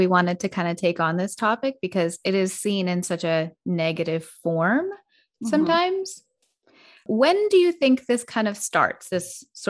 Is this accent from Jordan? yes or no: no; a northern Canadian town, Northern Canada, Canada; I grew up in a northern Canadian town.